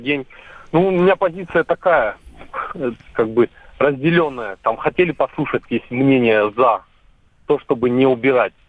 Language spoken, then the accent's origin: Russian; Volgograd, Volgograd Oblast, Russia; now in Moscow, Russia; Я из Москвы звоню, проживаю в Москве, но очень часто в родной город Волгоград езди, да, нахожусь